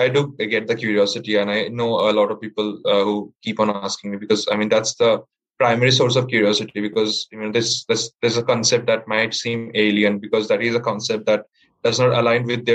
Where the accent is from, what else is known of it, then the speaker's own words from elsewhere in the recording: Kolkata, West Bengal, India; I'm from Kolkata.